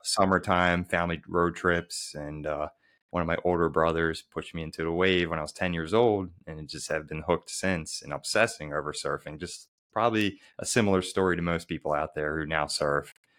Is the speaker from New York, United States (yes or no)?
no; Baltimore, Maryland, United States; someone like me who really struggled to progress growing up in Baltimore, Maryland